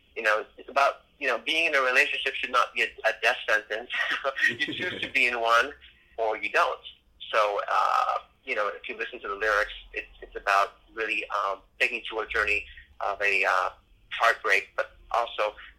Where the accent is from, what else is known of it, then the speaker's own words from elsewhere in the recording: Miami, Florida, United States; So when you're in Miami, then you're in my hometown.